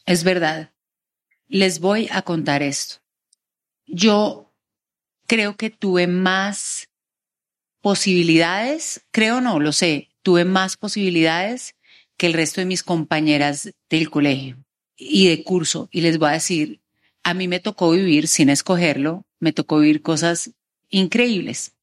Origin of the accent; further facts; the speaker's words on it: Bogotá, Colombia; yo soy bogotana